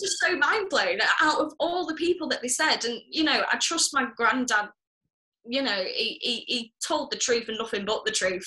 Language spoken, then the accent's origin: English; Manchester, North West England, United Kingdom; I'm not even from Liverpool. I'm from ah, Manchester